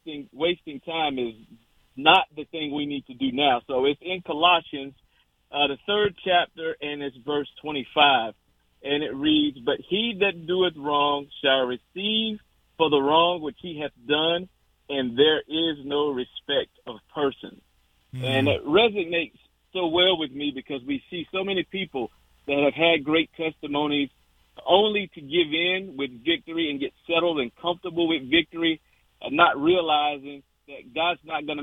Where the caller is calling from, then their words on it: Virginia Beach, Virginia, United States; This is Virginia Beach, Virginia.